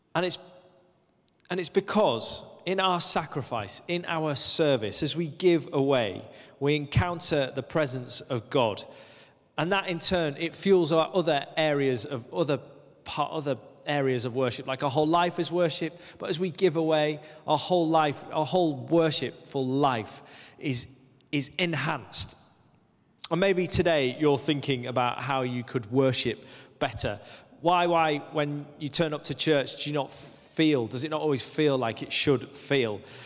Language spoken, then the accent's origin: English; Lake District, North West England, United Kingdom; moved away as an adult; also born or lived in Aberdeen, Scotland; When I was nineteen, I moved from the Lake District, where I'd grown up, uh, to the northeast of Scotland, to Aberdeen.